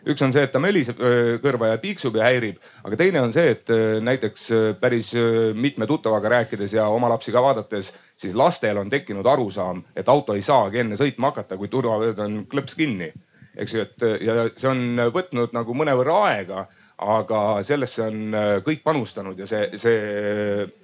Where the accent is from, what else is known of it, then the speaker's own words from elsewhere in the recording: South Estonia, Estonia; mina olen ka Lõuna-Eestist